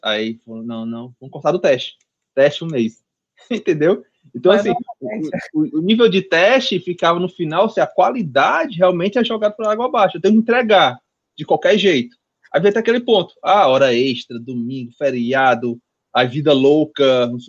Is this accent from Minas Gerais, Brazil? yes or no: no; Fortaleza, Ceará, Brazil; nunca saí de Fortaleza